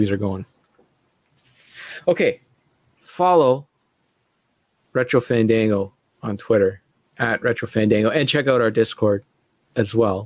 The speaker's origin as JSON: {"language": "English", "country": "Canada", "said": "I'm a Canadian"}